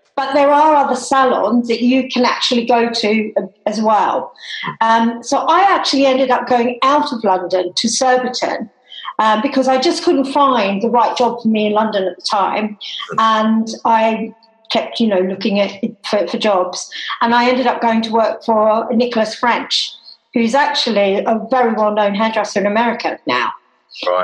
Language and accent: English; Tasmania, Australia; moved away; I am Australian and I actually was born and grew up in Tasmania